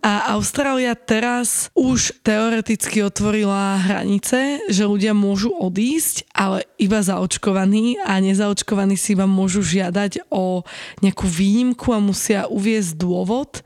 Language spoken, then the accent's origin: Slovak; Slovakia